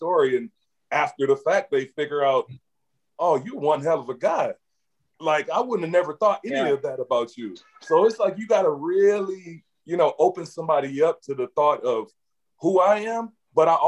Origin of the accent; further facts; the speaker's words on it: Saginaw, Michigan, United States; I'm from Saginaw, Michigan